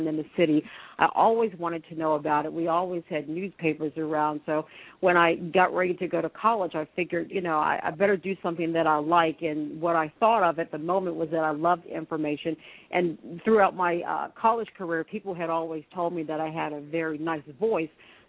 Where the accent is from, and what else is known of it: Washington, District of Columbia, United States; born or raised there